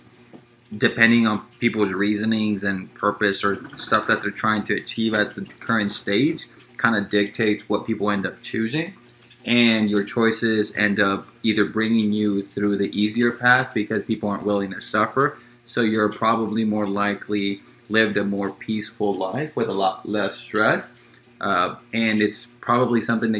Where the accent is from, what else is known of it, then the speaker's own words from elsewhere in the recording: Los Angeles, California, United States; I grew up in South Central Los Angeles